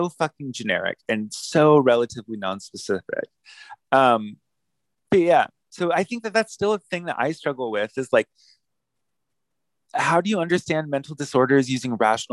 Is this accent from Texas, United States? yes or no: no; Palmdale, California, United States; I'm from Palmdale. I was born in Palmdale